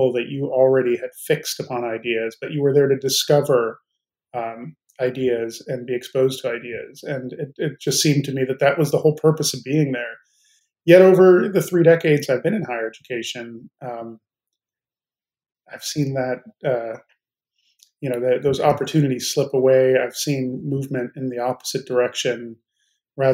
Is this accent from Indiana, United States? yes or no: no; Chicago, Illinois, United States; moved away; also born or lived in Arizona; Partially in Chicago and then partially in Arizona